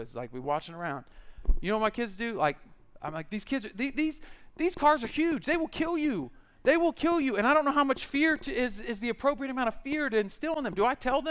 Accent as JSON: {"language": "English", "country": "United States", "tie": "born or raised there", "said": "I grew up in the American church"}